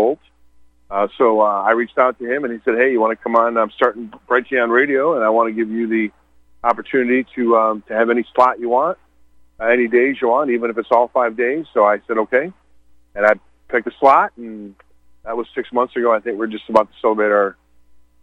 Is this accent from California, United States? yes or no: no; Michigan, United States; moved away as an adult; now in Montana, United States; I grew up in Michigan and left Michigan in about 2012